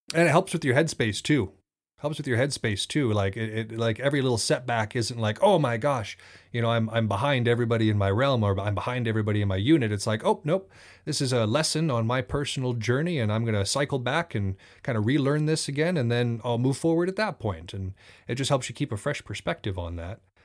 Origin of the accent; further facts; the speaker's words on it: Thompson Falls, Montana, United States; I grew up in Thompson Falls for the first six years of my life